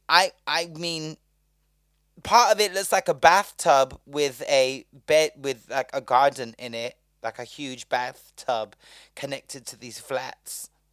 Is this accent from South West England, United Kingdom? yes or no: yes; Bristol, South West England, United Kingdom; now in London, United Kingdom; I'm from Bristol.